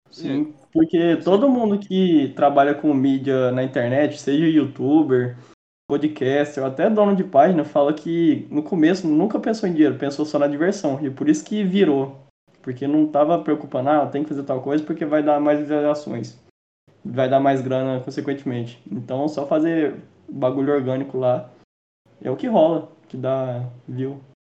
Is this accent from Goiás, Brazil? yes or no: yes; interior of Goiás, Brazil; a gente é do interior, interior de Goiás